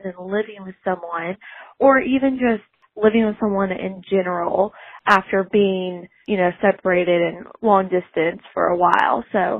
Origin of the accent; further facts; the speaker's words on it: Franklin, Tennessee, United States; also born or lived in Mississippi; I'm from Franklin, Tennessee.